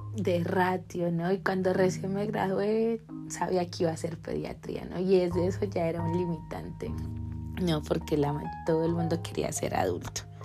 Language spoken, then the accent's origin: Spanish; Colombia; en mi país Colombia generalmente tenemos 10 semestres